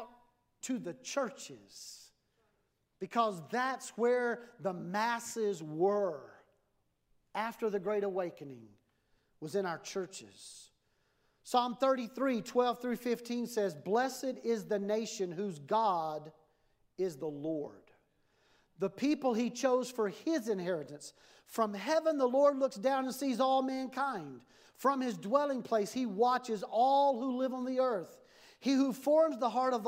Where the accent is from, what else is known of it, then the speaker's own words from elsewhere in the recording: United States; as a pastor, as an American pastor